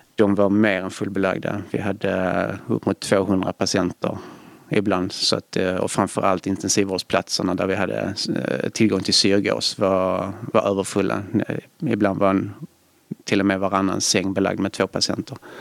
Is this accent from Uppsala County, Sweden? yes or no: no; Svedala, Skåne, Sweden; now in Gothenburg, Sweden; Jag kommer från eh, Svedala utanför Malmö